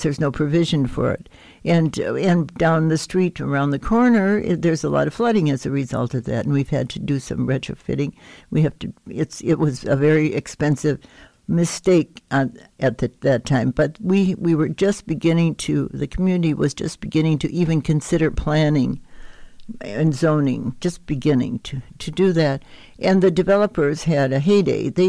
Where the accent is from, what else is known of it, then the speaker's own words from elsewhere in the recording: Minnesota, Wisconsin, Upper Midwest, United States; moved away as an adult; also born or lived in Ann Arbor, Michigan; now in Bloomington, United States; I had been brought up in the northern part of the country, Minnesota, Wisconsin, and I was coming from Ann Arbor, Michigan